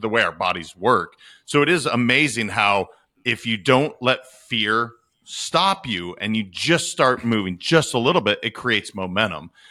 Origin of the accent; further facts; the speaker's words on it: Montana, United States; I am from Montana